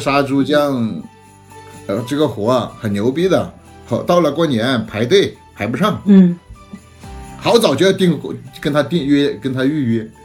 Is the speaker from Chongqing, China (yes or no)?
no; Hunan, China; moved away; 我们老家对于杀年猪有，呃，摆到什么样的日程